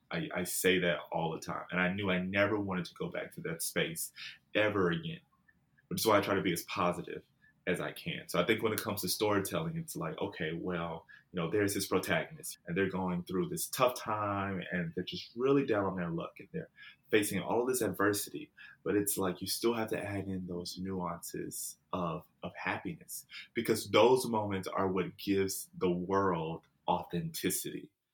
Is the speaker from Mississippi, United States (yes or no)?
yes; Jackson, Mississippi, United States; moved away as an adult; also born or lived in San Diego, California; now in Los Angeles, United States; Jackson is where I grew up